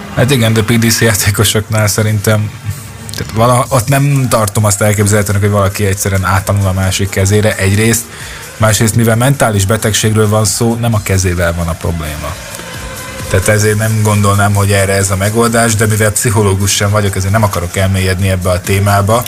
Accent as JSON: {"language": "Hungarian", "country": "Hungary", "said": "magyarok vagyunk"}